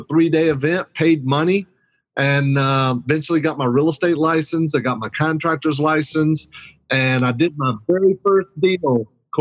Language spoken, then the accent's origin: English; Hickory, North Carolina, United States; I'm from Hickory, North Carolina, high school graduate